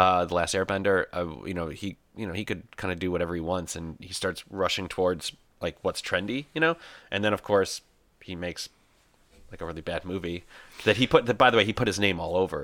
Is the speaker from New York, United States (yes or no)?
no; Michigan, United States; moved away as an adult; I was born here in Michigan. I was raised here